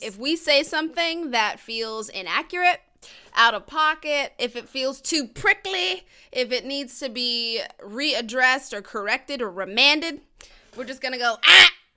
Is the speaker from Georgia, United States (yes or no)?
yes; Georgia, United States; we're both from Georgia